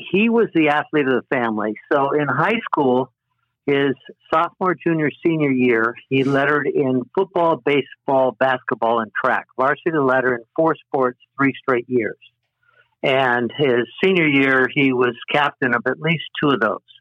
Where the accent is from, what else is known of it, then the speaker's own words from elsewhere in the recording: Redlands, California, United States; Born and raised in Redlands